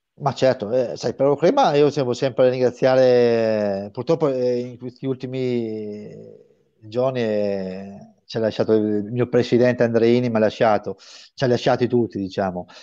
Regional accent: Brescia, Lombardy, Italy; io sono bresciano, mi sento tra parentesi bresciano

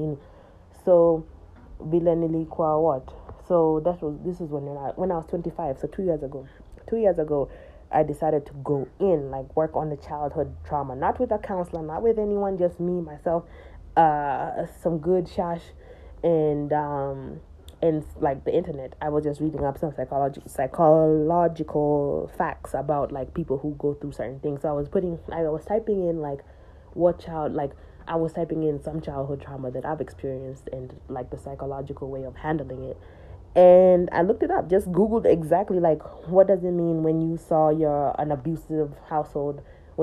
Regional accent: United States; I grew up in America

